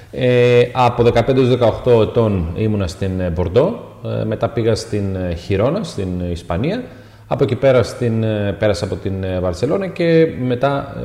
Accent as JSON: {"language": "Greek", "country": "Cameroon", "lives_now": "Greece", "said": "είμαι από το Καμερούν, είμαι 23 χρονών και αγωνίζομαι στην ομάδα του Αστέρα Tripoli."}